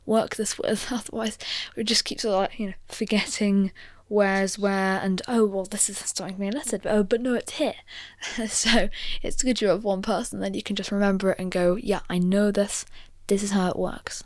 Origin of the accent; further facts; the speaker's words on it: United Kingdom; I'm British